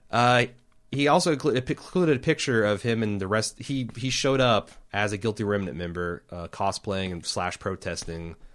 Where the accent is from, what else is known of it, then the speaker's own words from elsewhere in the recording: Texas, United States; my only problem with this episode is being a Texan.